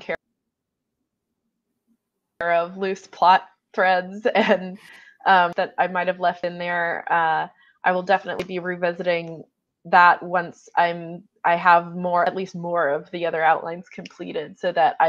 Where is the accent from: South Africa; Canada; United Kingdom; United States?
United States; as an American